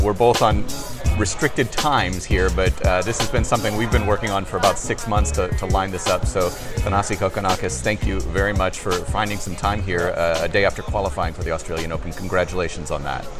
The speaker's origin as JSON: {"language": "English", "town": "Chicago", "region": "Illinois", "country": "United States", "said": "I'm from the Chicagoland area."}